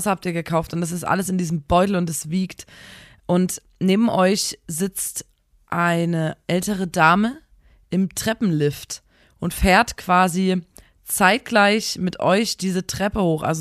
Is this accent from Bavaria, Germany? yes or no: no; Chemnitz, Saxony, Germany; Wir sind eigentlich Experten auf dem Gebiet, denn wir kommen aus Chemnitz.